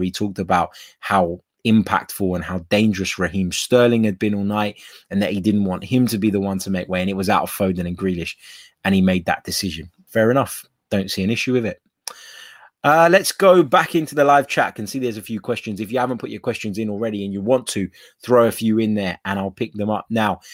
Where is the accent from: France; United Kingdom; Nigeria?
United Kingdom; England; I was raised and born in England